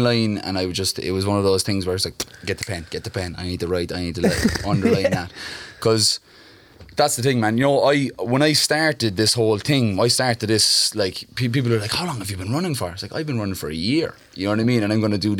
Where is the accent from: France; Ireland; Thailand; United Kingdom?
Ireland; Cork, Munster; also born or lived in Mayfield, Cork / Glanmire; I grew up in Cork. I was born in Mayfield